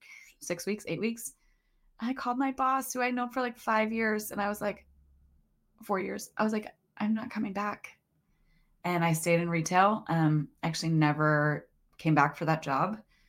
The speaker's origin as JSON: {"language": "English", "town": "Hull", "region": "Massachusetts", "country": "United States", "tie": "born or raised there", "said": "And I am from Hull, Massachusetts."}